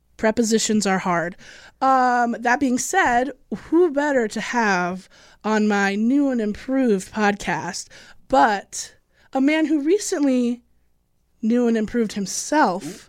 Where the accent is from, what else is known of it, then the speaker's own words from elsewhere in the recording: Illinois, United States; I'm from Illinois.